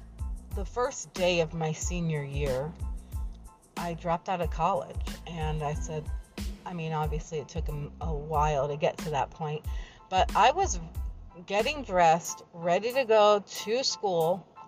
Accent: New Jersey, United States; born there; now in Florida, United States; I live in Florida. I was born in New Jersey. I am from both places, I say equally, because I've been in both places equal amount of time.

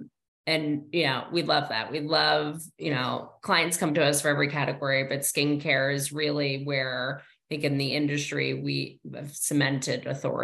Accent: New Jersey, United States; I'm from New Jersey. I like invented the mall.

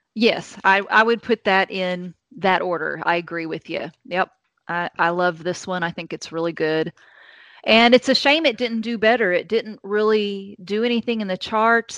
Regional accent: Indiana, United States; now in Kentucky, United States; i live in Kentucky now, but I grew up in Indiana. I'm an Indiana girl

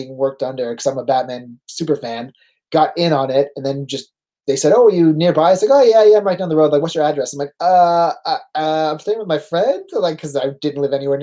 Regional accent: Canada; accent: Canadian; I'm born in Canada. Like, yeah, we can kind of hear a Canadian accent. I was like, because I'm from Canada.

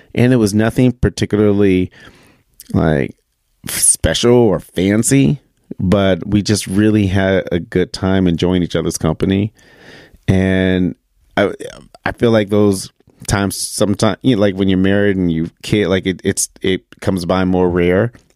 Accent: Michigan, United States; moved away; being back in my home state of Michigan

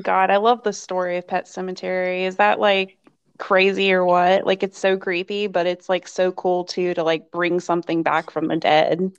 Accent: Bent Mountain, Virginia, United States; I grew up in Bent Mountain. It was like this kind of um, woodsy area, kind of in the rural area

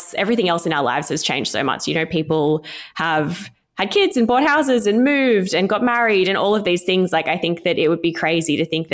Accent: regional New South Wales, Australia; moved away as an adult; now in Sydney, Australia; I'm not from Sydney, I'm from regional New South Wales, and I remember moving to Sydney at 19

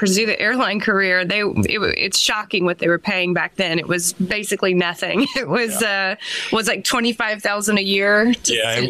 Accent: Nashville, Tennessee, United States; moved away as an adult; also born or lived in Florida / Oklahoma / Boston; we eventually got transferred back to Nashville, which is where I'm from.

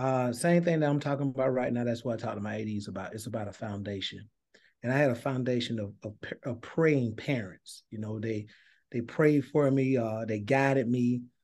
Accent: Thomasville, Georgia, United States; some familiar names that you may know that came from Thomasville, Georgia, but that's where I'm from. I grew up in Thomasville.

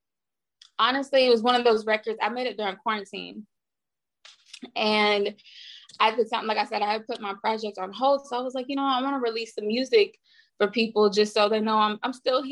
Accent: the South, United States; moved away as an adult; also born or lived in Nashville, Tennessee / Houston, Texas; now in Los Angeles, United States; I'm from Nashville and Houston. So like I rep both.

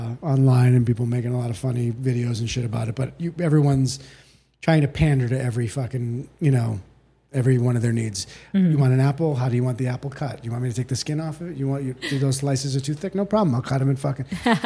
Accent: Boston, Massachusetts, United States; Outside of Boston.

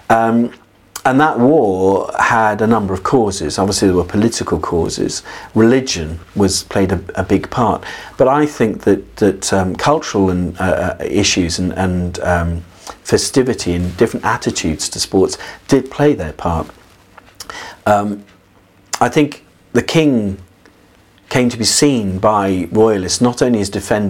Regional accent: England, United Kingdom

